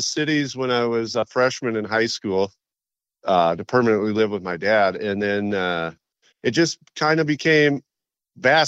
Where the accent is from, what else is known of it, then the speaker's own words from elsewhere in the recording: Willmar, Minnesota, United States; also born or lived in Victoria, Minnesota; I grew up out in Wilmer, Minnesota, which is kind of a more rural town